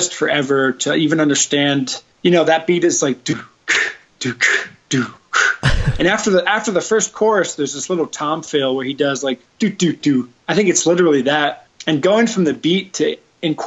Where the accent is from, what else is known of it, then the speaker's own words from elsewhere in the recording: Ramsey, New Jersey, United States; moved away as an adult; also born or lived in New York City; now in Denver, United States; we're from Ramsey. Me and Wes grew up together